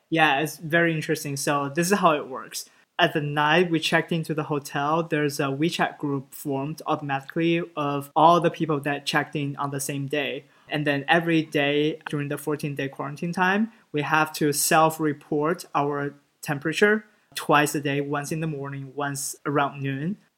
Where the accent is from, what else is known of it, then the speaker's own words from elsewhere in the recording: Shanghai, China; moved away; Growing up in Shanghai, I always feel like Shanghai is a home